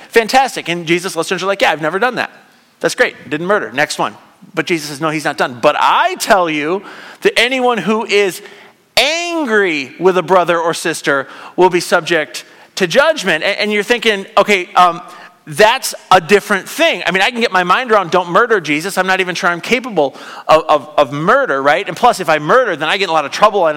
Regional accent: United States; I'm an American

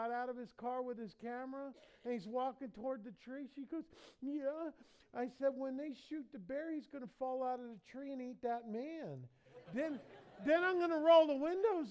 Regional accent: United States; I'm American

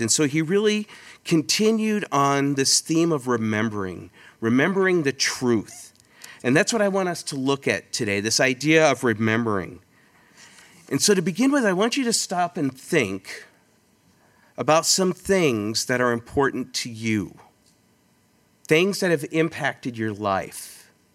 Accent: California, United States; moved away as an adult; also born or lived in Twin Peaks, California / Rialto, California; now in Rochester, Minnesota, United States; my wife and I, Holly, um, we're originally from California

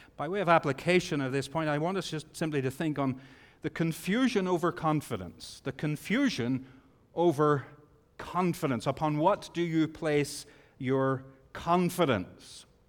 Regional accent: Bangor, Northern Ireland, United Kingdom; I grew up in Bangor, Northern Ireland

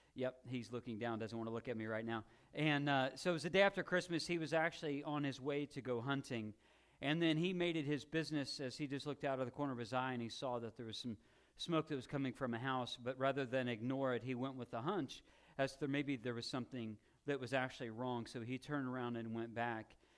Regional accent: Illinois, United States; when I was a kid and growing up in Illinois

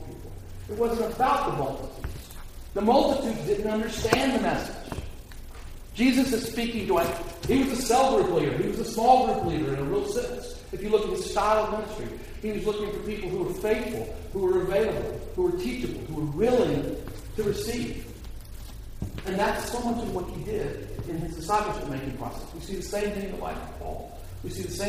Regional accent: United States; for me as an American

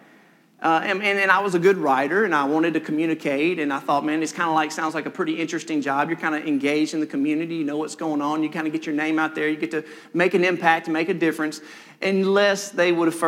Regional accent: Senatobia, Mississippi, United States; also born or lived in Maben, Oktibbeha County, Mississippi; my parents moved shortly to Senatobia, Mississippi, where I was raised. I lived my whole life, basically one house.

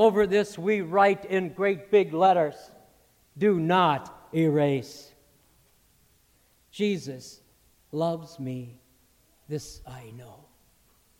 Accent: Morris, Illinois, United States; moved away; my confirmation pastors back in my hometown of Morris, Illinois

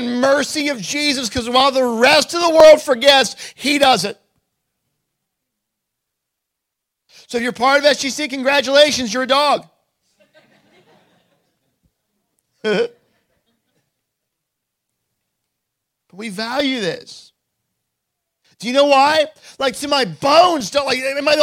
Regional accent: Lewes, Delaware, United States; also born or lived in Missouri / Boston; We grew up here in Lewis, went off to school.

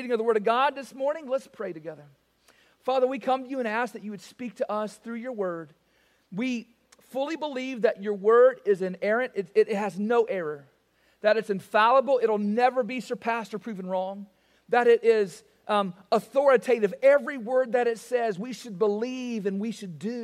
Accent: the South, United States; I am from the South

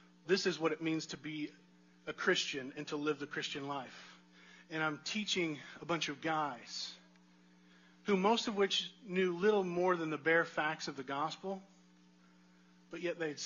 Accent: United States; I'm an American

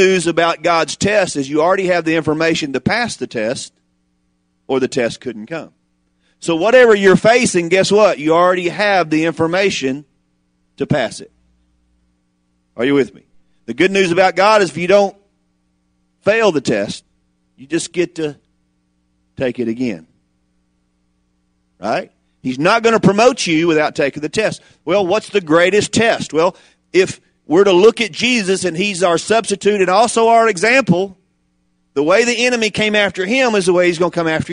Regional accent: the South, United States; I'm from the South.

